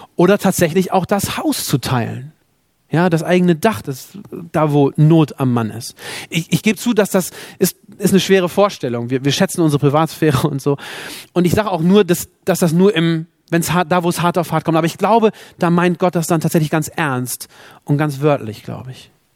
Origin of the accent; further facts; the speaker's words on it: Germany; also born or lived in South Sudan; als Deutsche, die wir in diesem Land leben dürfen